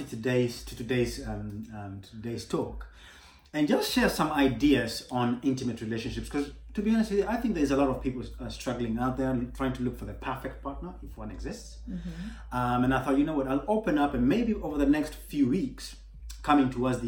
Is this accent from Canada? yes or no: no; Kenya; moved away; I'm from Kenya originally